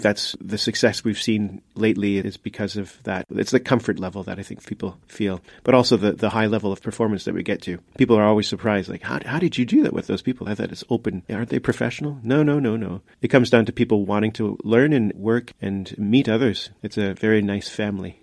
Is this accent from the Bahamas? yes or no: no; Canada; moved away as an adult; now in Luxembourg; I'm from Canada, and I've lived in Luxembourg for seventeen years